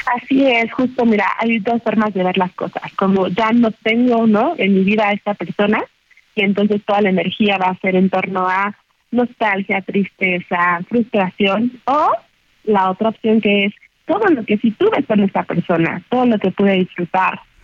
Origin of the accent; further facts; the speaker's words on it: Mexico; nosotros como mexicanos